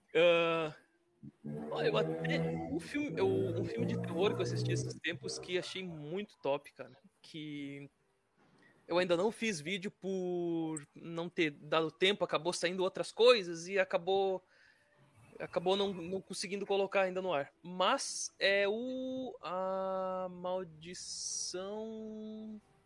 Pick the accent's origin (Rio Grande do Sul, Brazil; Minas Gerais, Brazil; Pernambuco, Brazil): Rio Grande do Sul, Brazil; Tramandaí; Sou do Rio Grande do Sul, de Tramandaí, capital das praias